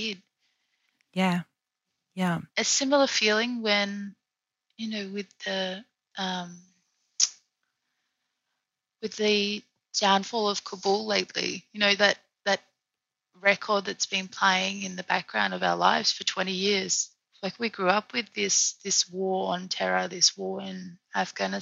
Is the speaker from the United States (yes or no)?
no; Australia; now in Paris, France; the country where my ancestors, you know, were the original owners